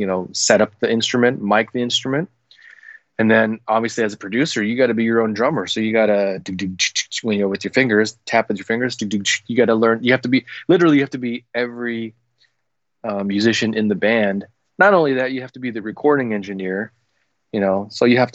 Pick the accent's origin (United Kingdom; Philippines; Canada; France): Philippines; I'm a Filipino Asian guy